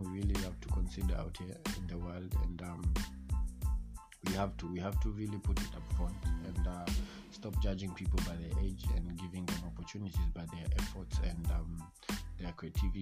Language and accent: English; Kenya; I'm from Kenya